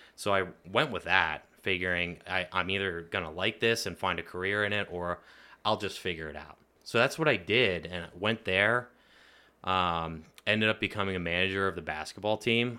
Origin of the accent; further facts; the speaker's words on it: Lebanon, Pennsylvania, United States; growing up in the middle of Lebanon City was definitely interesting